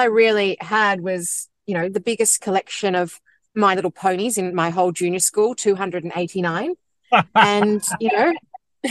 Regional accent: Sydney, New South Wales, Australia; also born or lived in London / Hong Kong / Shanghai; I grew up on the North Shore of Sydney.

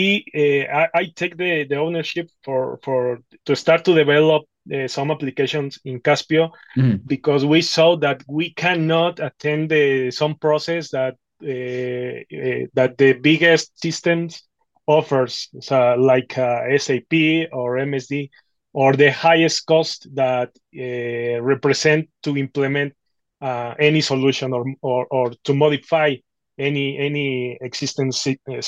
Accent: Mexico City, Mexico; I'm from Mexico City.

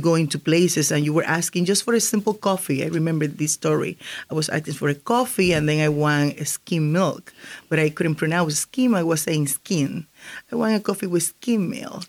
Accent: Puerto Rico; first language Spanish; English is a second language; moved away as an adult; also born or lived in Hartford, Connecticut; now in Connecticut, United States; I I was born I'm raised in Puerto Rico

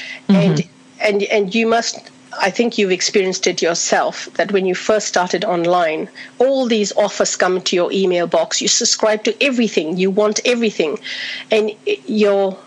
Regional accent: India; now in Australia; I'm originally from India, been in Australia for 38 years

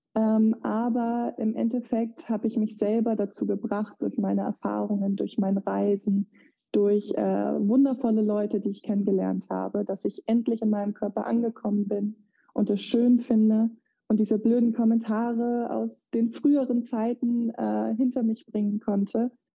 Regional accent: Eutin, Schleswig-Holstein, Germany; moved away as an adult; also born or lived in United States; in dem Dorf, wo ich herkomme, Eutin

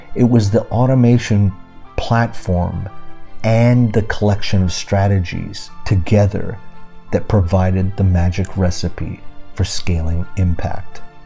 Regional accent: Canada; my hometown in Canada

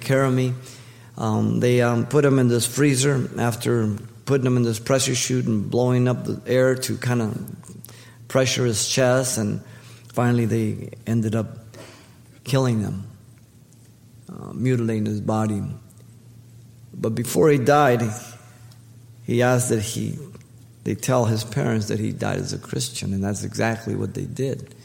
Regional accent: United States

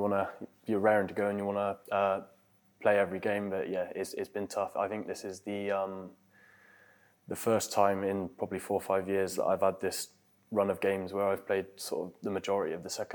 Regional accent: Bristol, South West England, United Kingdom; born or raised there

